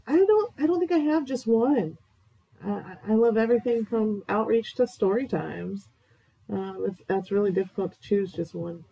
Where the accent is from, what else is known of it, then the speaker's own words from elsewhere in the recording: Greenville, North Carolina, United States; now in Conway, United States; Originally, I'm from North Carolina, but I've lived a little all over the place. But currently, I live in Conway with my husband.